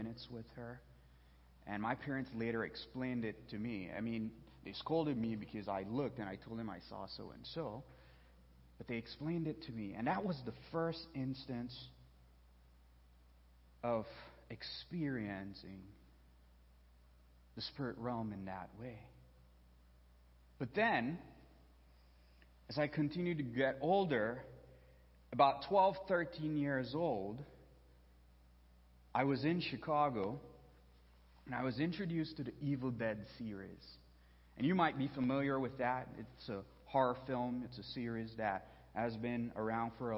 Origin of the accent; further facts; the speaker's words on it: Belize; moved away; There's only one theater where I was born and raised back in Belize